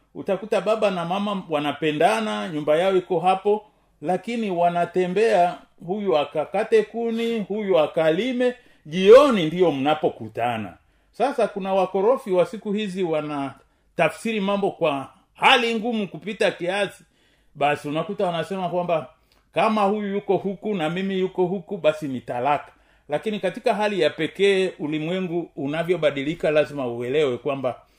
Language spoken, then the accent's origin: Swahili; Tanzania; kama mtanzania